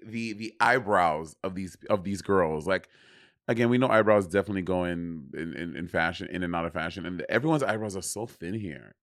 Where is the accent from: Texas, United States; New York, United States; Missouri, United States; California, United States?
New York, United States; New York City; I'm a New Yorker